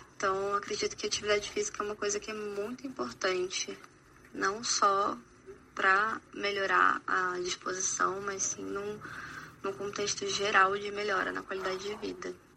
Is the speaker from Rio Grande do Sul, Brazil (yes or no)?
no; Rondônia, Brazil; eu sou de Rondônia